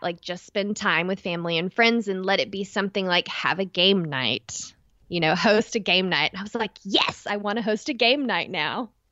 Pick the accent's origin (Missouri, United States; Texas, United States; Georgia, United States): Texas, United States; East; accent: East Texas; my East Texas accent